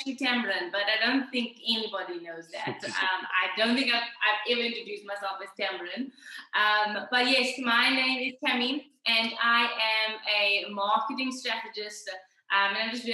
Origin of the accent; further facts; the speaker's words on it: Cape Town, Western Cape, South Africa; I am from Cape Town.